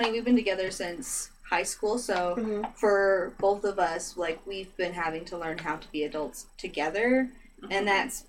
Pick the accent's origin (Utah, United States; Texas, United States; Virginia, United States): Utah, United States; accent: Utah accent; none of us have an accent. We're from Utah.